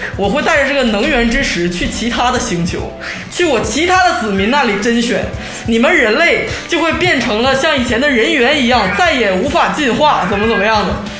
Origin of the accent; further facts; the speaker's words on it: Changchun, Jilin, China; 原来就是个长春土生土长的人